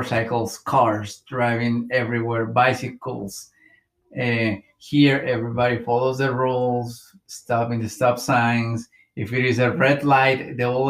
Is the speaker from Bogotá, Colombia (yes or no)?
yes; Bogotá, Colombia; moved away as an adult; now in United States; I came to this country in 2015. I moved here from Bogota, Colombia.